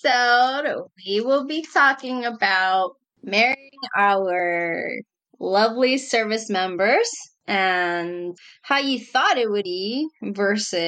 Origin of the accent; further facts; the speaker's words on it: New York, United States; moved away; I'm from New York